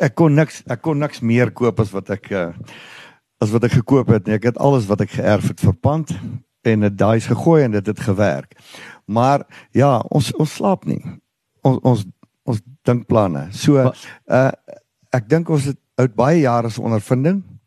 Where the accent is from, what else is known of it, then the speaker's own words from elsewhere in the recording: Ermelo, Mpumalanga, South Africa; Ons boer al vier geslagte hier in Ermelo omgewing my oupa grootjie het begin hierso